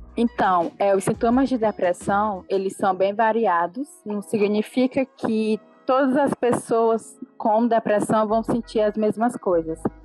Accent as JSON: {"language": "Portuguese", "town": "Caxias", "region": "Maranhão", "country": "Brazil", "said": "sou daqui de Caxias do Maranhão"}